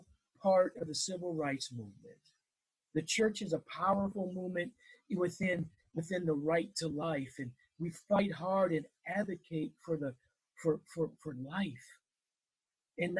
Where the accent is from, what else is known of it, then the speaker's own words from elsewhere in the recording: Wisconsin, United States; I grew up in Wisconsin